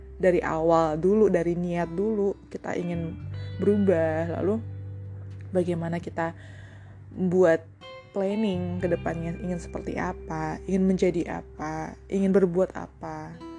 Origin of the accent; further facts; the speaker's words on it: Bali, Indonesia; di salah satu radio yang ada di daerahku di Bali